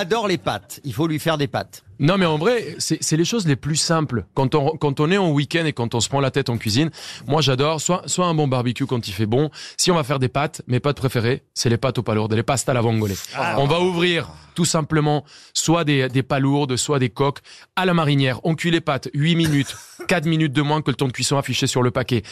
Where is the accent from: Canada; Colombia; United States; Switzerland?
Colombia; French is a second language; now in France; je suis colombien